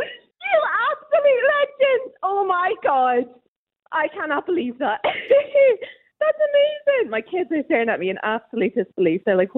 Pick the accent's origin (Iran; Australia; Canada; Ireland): Ireland; Kilkenny, Leinster; now in Scotland, United Kingdom; I'm from Kilkenny, but I've been here for about 19 years now.